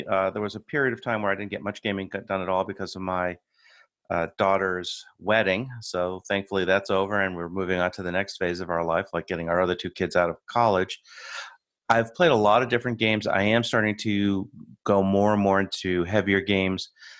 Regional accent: United States; I'm your American host

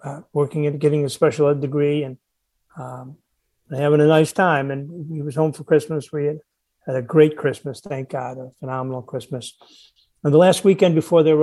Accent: Buffalo, New York, United States; moved away; I grew up in Buffalo and my boys are big Buffalo Bills fans

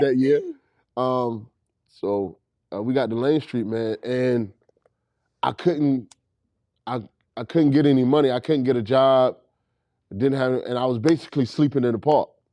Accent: Raleigh, North Carolina, United States; I'm from Raleigh, North Carolina. uh, Southside.

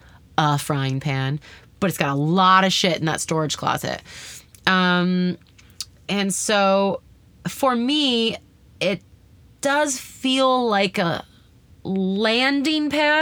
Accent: Canada; moved away as an adult; now in United States; I'm Canadian

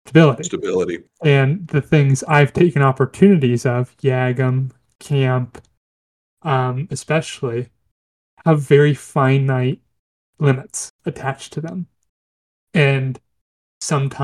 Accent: United States; as an American

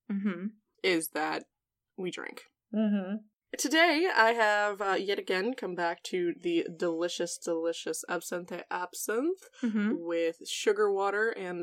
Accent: near Philadelphia, Pennsylvania, United States; I'm from near Philadelphia

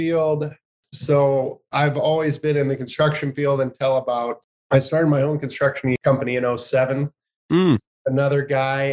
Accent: Johnson Lake, Nebraska, United States; I'm from Johnson Lake, Nebraska. It's a real small community in the middle of Nebraska

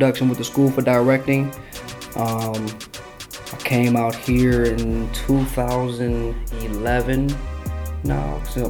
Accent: Detroit, Michigan, United States; Born and raised. That's about it. West Side, … area.

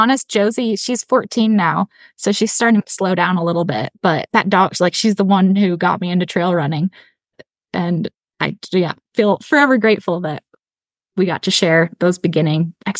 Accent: Chicago, Illinois, United States; moved away; I grew up in Chicago, so I was telling you all before we got going, and spent all of my summers in high school up in Quetico Provincial Park, canoeing around, just north of the Boundary Waters.

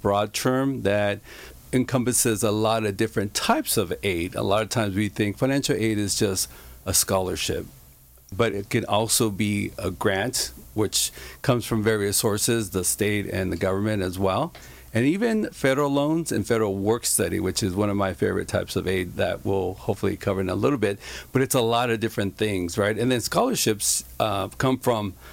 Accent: Santa Ana, California, United States; also born or lived in Garden Grove / Westminster; I grew up in Santa Ana

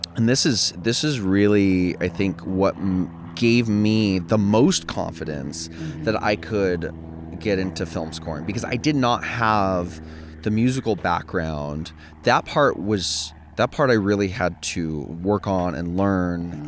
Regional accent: Templeton, California, United States; I'm from the Central Coast. I'm from Templeton

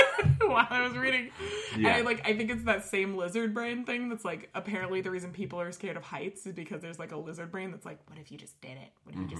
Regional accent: California, United States; moved away; It's probably because I grew up in California and they put fluoride in our water, which I just realized they don't do in this state.

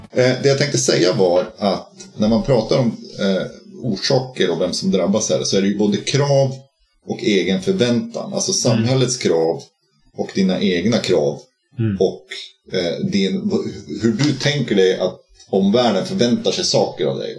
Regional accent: Norrbotten County, Sweden; jag kommer från Norrbotten

